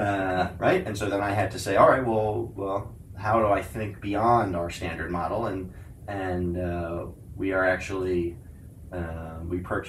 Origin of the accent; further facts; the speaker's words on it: New York City, New York, United States; I was from New York City